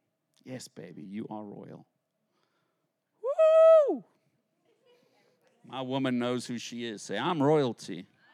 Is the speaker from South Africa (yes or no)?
yes; South Africa; now in United States; When I came to America, because I grew up in South Africa under British rule.